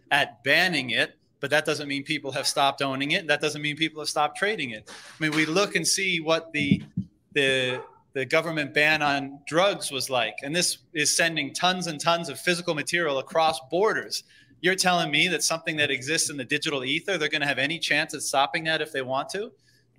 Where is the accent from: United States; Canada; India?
Canada; as a Canadian